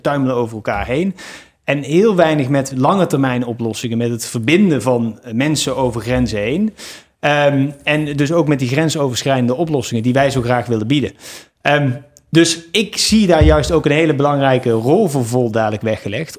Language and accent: Dutch; Eindhoven, North Brabant, Netherlands; moved away as an adult; also born or lived in Nijmegen; ik ben geboren in Eindhoven, opgegroeid in een klein dorpje